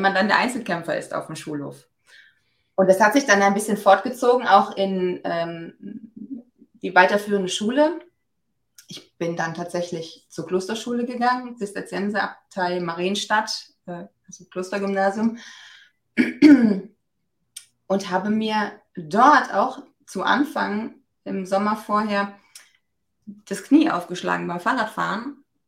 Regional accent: Germany; Ich bin ja aus dem Westerwald, wie man ab und zu vielleicht auch nochmal hört

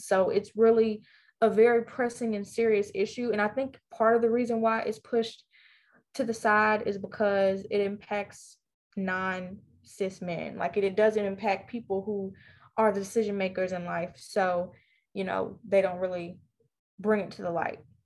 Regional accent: Vicksburg, Mississippi, United States; a junior at Warren Central High School in Vicksburg, Mississippi, my hometown.

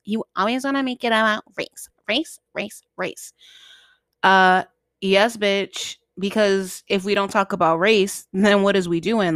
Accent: Boston, Massachusetts, United States; I'm from Boston, Mass, and I still live in Boston

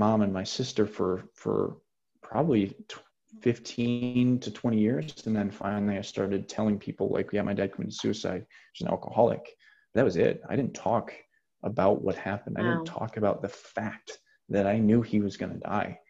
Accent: Janesville, Wisconsin, United States; outside of Janesville, which is where my hometown is

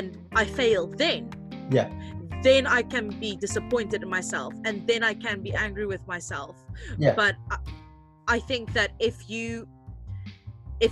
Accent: South Africa; moved away; also born or lived in London

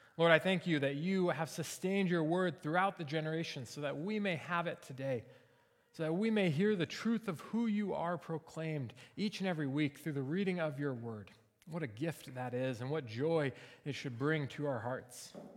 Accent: Seattle, Washington, United States; now in Springfield, United States; we're from Seattle

